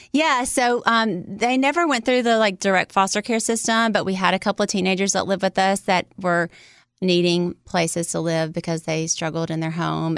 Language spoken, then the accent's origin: English; Louisiana, United States; I was born in Louisiana, in America